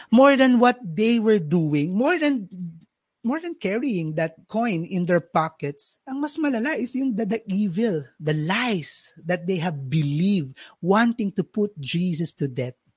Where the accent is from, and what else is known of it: Philippines